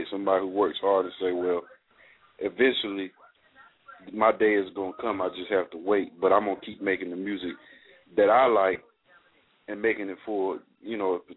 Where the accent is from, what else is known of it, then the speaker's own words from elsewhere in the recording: California, United States; now in North Carolina, United States; I'm from California, so I grew up in the era of …